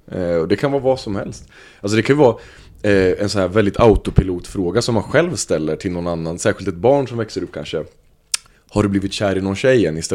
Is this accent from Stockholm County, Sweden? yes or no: no; Östergötland, Sweden; accent: half Östgöta; får man deala med min halv östgötska